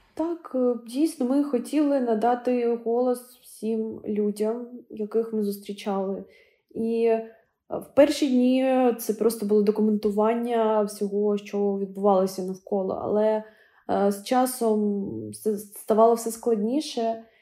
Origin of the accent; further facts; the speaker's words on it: Kharkiv, Kharkiv Oblast, Ukraine; у Харкові у моєму рідному місті